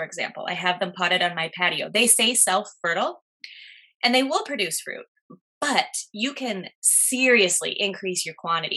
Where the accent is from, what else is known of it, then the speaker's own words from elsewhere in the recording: Midwest, United States; now in New Jersey, United States; I'm from the Midwest, and where I'm from, we did not see these